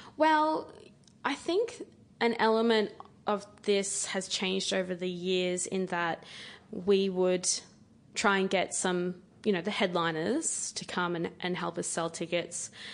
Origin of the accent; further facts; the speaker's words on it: Queensland, Australia; being a Queenslander